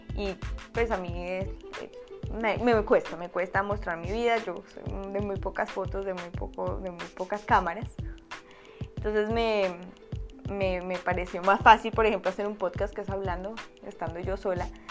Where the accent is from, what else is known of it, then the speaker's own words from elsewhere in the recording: Bogotá, Colombia; moved away as an adult; now in United States; soy de Colombia, soy bogotana